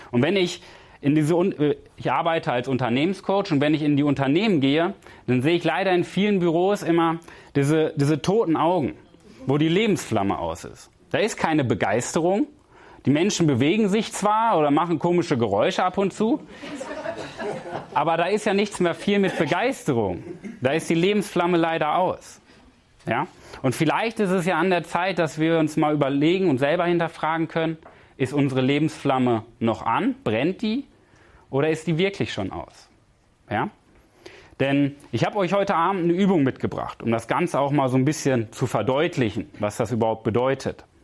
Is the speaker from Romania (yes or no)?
no; Paderborn, North Rhine-Westphalia, Germany; Ich komme aus Paderborn und ich bin zu Gast in Berlin im Hotel.